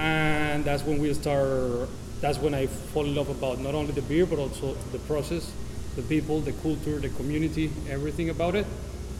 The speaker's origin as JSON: {"language": "English", "country": "Venezuela", "also_born_or_lived": "Brighton, England", "moved": "as an adult", "lives_now": "Miami, United States", "said": "We are from Venezuela, all the owners. We are family-owned business."}